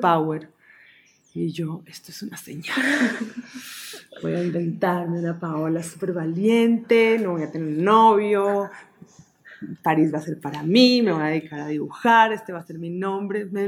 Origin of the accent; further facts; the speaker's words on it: Colombia; moved away; cuando me fui de Colombia